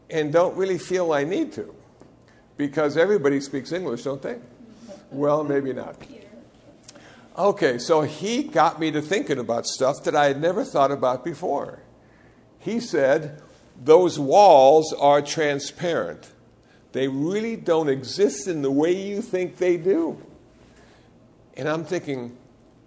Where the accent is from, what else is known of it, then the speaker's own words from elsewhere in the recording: Iowa, United States; moved away as an adult; now in Los Angeles, United States; I was born in Iowa